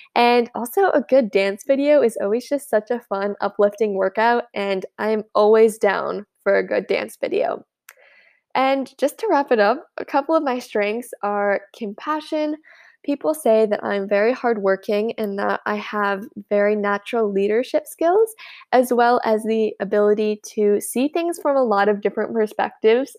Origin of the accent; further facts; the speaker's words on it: United States; I'm from the United States